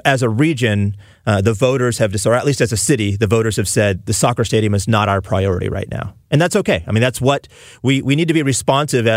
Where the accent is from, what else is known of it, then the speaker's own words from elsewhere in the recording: Fresno, California, United States; moved away; I'm from California originally